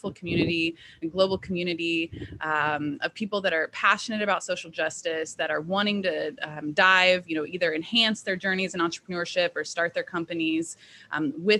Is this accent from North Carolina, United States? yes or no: no; Indianapolis, Indiana, United States; I was born and raised in Indianapolis